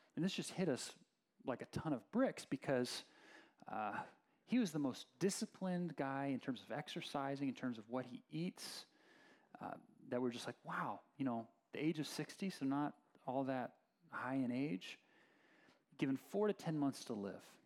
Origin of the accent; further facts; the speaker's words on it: Oakland, California, United States; I grew up in Berkeley, Oakland area